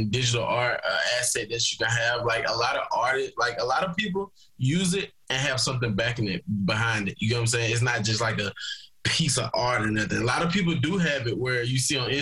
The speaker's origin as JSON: {"language": "English", "town": "Wetumpka", "region": "Alabama", "country": "United States", "tie": "born or raised there", "moved": "as an adult", "lives_now": "Scottsdale, United States", "said": "I was born and raised in Wetumpka, Alabama. I currently live in Scottsdale, Arizona"}